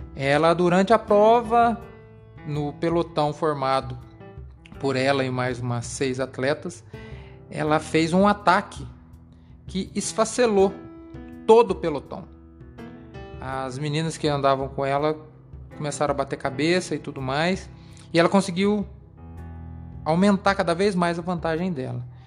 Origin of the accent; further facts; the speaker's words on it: Brazil; nós brasileiros